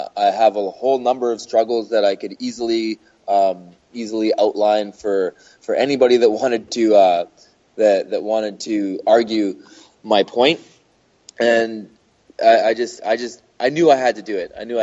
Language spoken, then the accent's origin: English; Canada; I'm Canadian